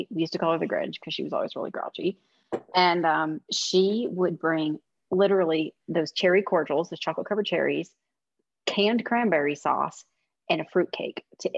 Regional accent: Midwest, United States; I'm from the Midwest, where casserole is a middle name

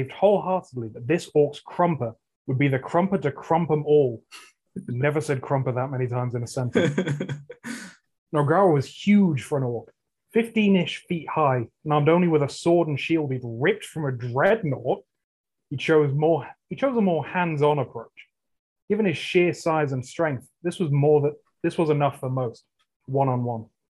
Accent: England, United Kingdom; I'm English

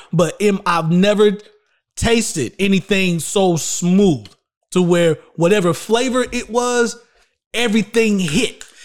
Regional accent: Shelby, North Carolina, United States; also born or lived in Charlotte, North Carolina; my hometown in Little Old Shelby, North Carolina

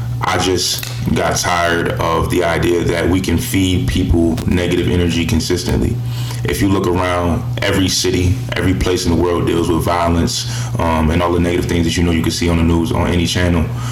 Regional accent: Buffalo, New York, United States; I'm from Buffalo. I'm from the area

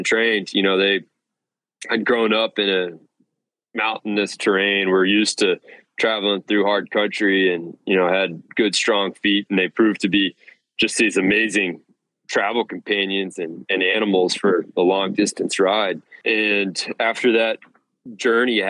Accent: Amarillo, Texas, United States; also born or lived in Bozeman, Montana; now in Austin, United States; From Amarillo originally, and then lived in Bozeman for a bit. And then now I'm down in Austin, Texas.

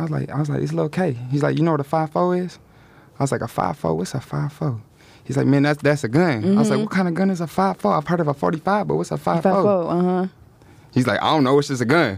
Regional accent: Detroit, Michigan, United States; also born or lived in Arizona; I was born in Arizona, but I'm from Detroit.

